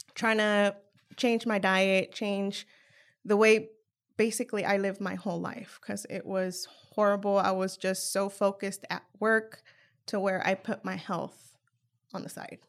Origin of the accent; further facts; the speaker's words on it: San Jose, California, United States; moved away as an adult; now in Richmond, United States; I'm originally from San Jose, California